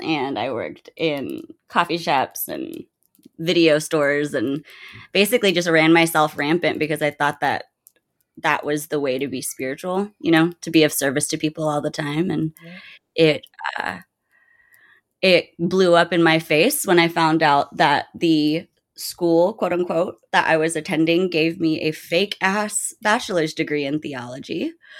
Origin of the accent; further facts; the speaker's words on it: Germany; also born or lived in Guam; I'm a military brat. I was born on Guam and my mom married a military guy. And we traveled a bunch. I grew up basically my whole life in Germany. It's the longest place we ever stayed.